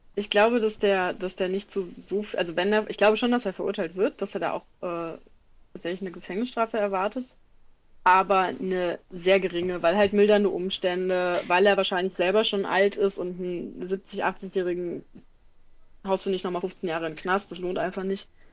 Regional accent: Germany; ich bin Deutscher

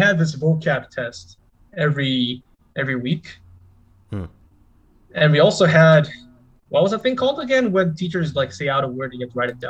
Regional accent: Nigeria; first language Korean; English is a second language; also born or lived in Korea; well, I was born in Korea, first of all. So I lived there until I was six, and then I moved to Nigeria.

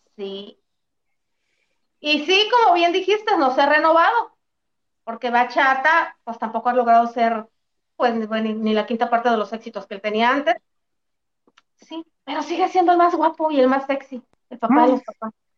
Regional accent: Mexico; aquí somos los mexicanos

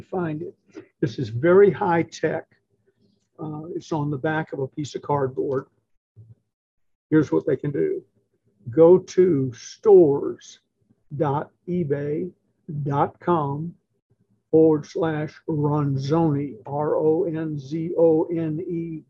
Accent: Atlanta, Georgia, United States; I'm from Atlanta

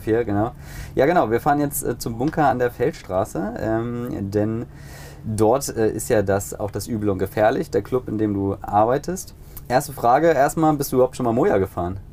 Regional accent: Hamburg, Germany; als Hamburger

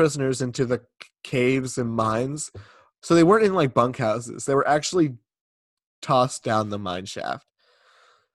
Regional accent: Massachusetts, United States; I'm from Massachusetts

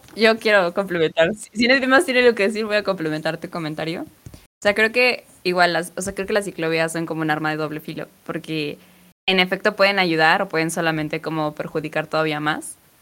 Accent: Puebla, Mexico; yo soy de Puebla

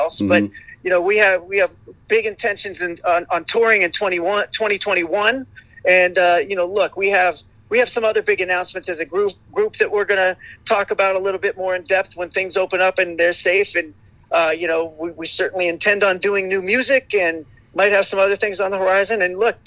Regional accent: northeastern Ohio, United States; I'm from Ohio and northeastern Ohio

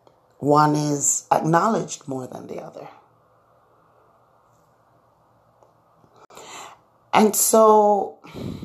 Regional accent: Jamaica; now in Florida, United States; I grew up in Jamaica

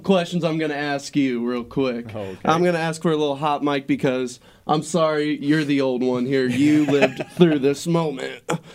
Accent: United States; we, as the American people

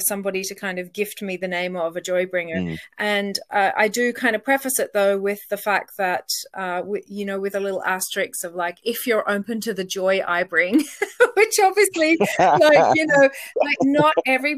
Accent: Australia; also born or lived in Donegal, Ireland; now in Ireland; I am originally Australian.

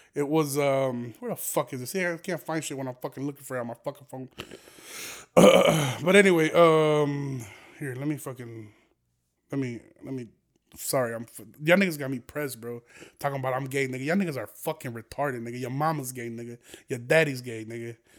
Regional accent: Aurora, Illinois, United States; here in Aurora because I know it's my hometown

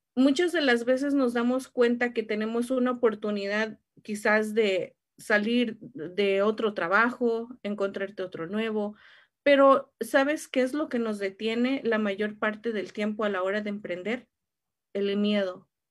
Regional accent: Mexico; como buenos latinos em, y más siendo mexicanos

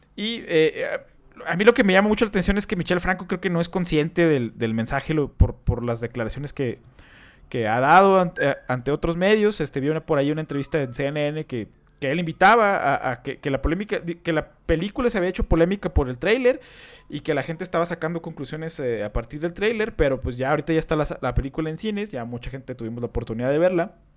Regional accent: Mexico; nosotros como mexicanos

